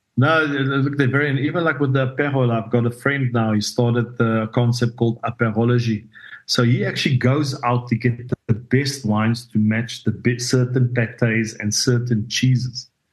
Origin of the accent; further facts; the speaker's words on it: South Africa; moved away as an adult; also born or lived in France; now in La Rochelle, France; being South African